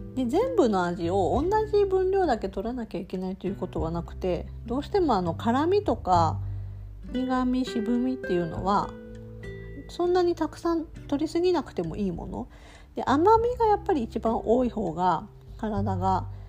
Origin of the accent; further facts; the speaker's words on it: Tokushima, Japan; 私は徳島出身